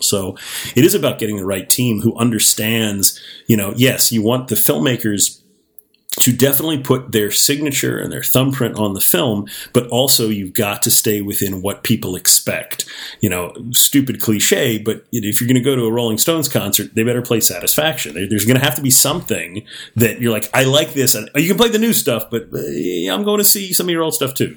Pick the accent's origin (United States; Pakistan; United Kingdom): United States; Miami, Florida; I grew up in Miami, Florida